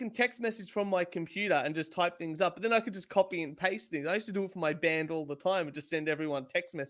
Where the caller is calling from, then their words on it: Australia; We're watching here from Australia